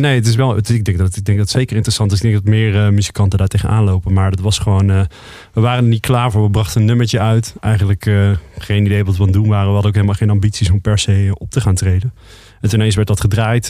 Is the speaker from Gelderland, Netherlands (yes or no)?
no; Roosendaal, North Brabant, Netherlands; moved away; also born or lived in Amsterdam; wij komen eigenlijk uit Roosendaal, Brabant. Ja. We zijn Brabanders.